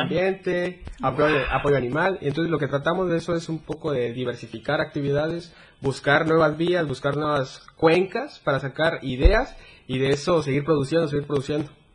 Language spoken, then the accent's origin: Spanish; Berriozábal, Chiapas, Mexico; en mi pueblo, en mi municipio que es Berriozábal